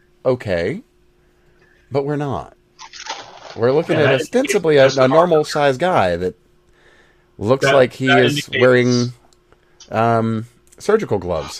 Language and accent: English; United States; We're American.